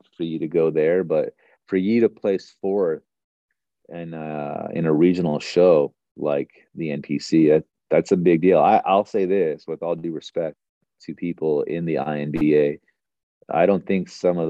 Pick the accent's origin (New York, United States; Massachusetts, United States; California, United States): California, United States; Northern; I was born in Northern California